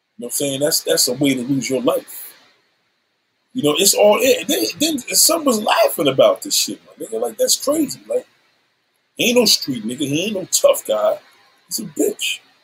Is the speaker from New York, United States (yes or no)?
yes; New York City, New York, United States; I'm a New Yorker